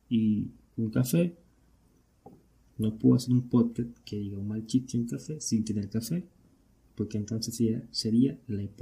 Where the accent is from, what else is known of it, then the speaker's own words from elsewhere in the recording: Venezuela; Pero yo soy de Venezuela. Y para nadie es un secreto que esta verga está jodida.